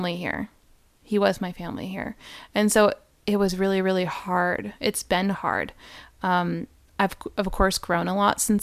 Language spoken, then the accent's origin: English; Rhode Island, United States; moved away; I'm from Rhode Island